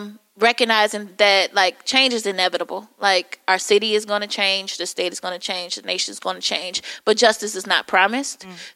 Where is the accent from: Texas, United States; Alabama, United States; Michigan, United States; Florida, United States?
Michigan, United States; Detroit; I was born and raised in Detroit.